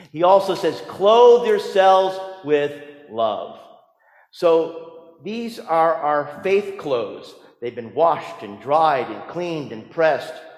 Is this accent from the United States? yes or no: yes; New Jersey, United States; growing up in New Jersey